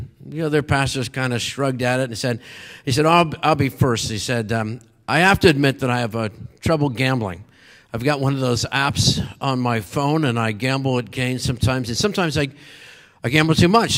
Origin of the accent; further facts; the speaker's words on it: Meadville, Pennsylvania, United States; also born or lived in Erie, Pennsylvania; my hometown was in Meadville, was about 50 miles south of there.